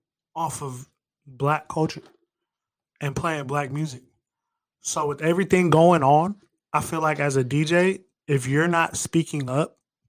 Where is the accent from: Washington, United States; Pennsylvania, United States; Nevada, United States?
Nevada, United States; Las Vegas; I grew up on the West Side. I grew up around Black people.